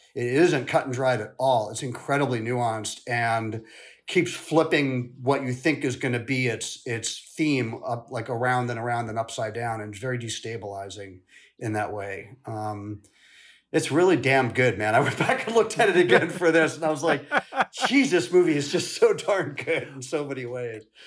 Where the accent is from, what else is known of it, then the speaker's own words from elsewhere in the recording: St. Louis, Missouri, United States; also born or lived in London; we moved from London to the States when I was really young, like five, and my mother taught dance at Washington University in Saint Louis. And, uh, I really lived on that campus